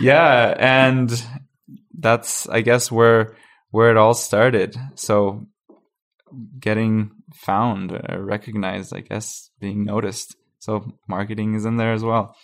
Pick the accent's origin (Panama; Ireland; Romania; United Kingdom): Panama; now in Calgary, Canada; I'm from Panama. I, I'm not from, from Calgary, but my family moved here in twenty eleven